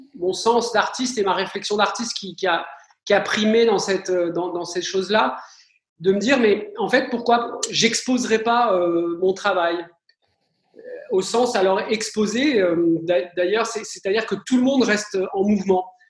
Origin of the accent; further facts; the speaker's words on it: France; chez nous en France